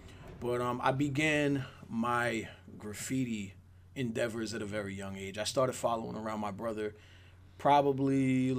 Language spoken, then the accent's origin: English; Teaneck, New Jersey, United States; also born or lived in Englewood; I grew up in the Teaneck, Englewood area. I went to Teaneck High School.